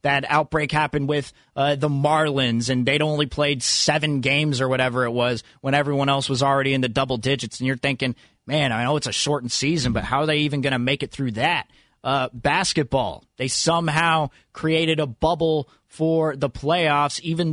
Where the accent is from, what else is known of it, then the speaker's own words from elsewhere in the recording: Fremont, California, United States; Growing up in Fremont